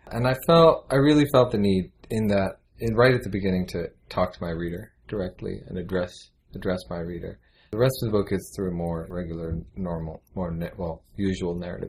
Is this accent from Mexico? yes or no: no; United States; born there; also born or lived in Pakistan; I was born here in the United States, and then I've been bouncing back and forth constantly.